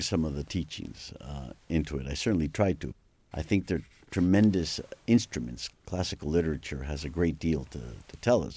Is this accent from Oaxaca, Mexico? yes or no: no; Mexico City, Mexico; growing up in the Anglo-Saxon community, which is a very strong and very large com, very influential community in, uh, in Mexico